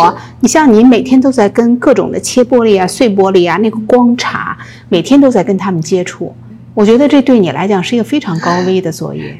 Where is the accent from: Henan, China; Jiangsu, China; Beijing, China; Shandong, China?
Beijing, China; moved away as an adult; now in United States; 你知道我是一个北京人哈